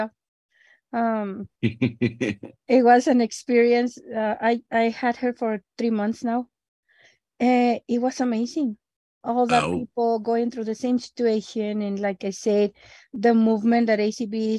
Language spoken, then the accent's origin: English; El Paso, Texas, United States; English is a second language; I am from El Paso